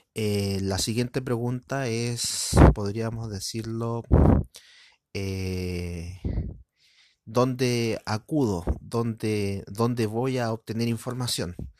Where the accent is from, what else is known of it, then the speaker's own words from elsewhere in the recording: Chile; soy de Latinoamérica, específicamente en Chile